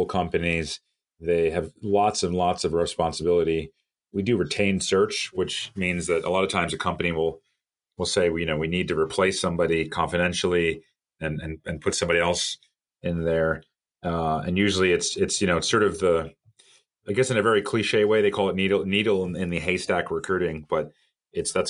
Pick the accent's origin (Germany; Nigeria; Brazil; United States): United States; New York City, New York; moved away as an adult; also born or lived in Miami; I'm originally from the New York area, New York City area